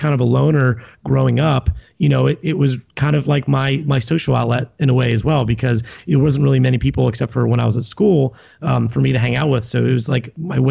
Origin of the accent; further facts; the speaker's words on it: Lancaster, Pennsylvania, United States; now in Philadelphia, United States; I grew up in Lancaster and now I live here in Philadelphia.